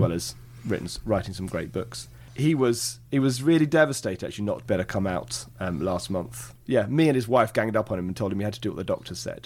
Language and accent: English; England, United Kingdom; I come from England